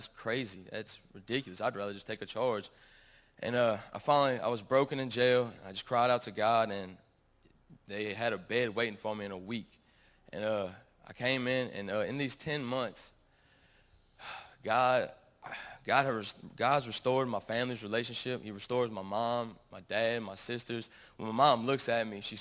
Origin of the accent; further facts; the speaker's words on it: Gonzales, Louisiana, United States; I'm from Gonzales, Louisiana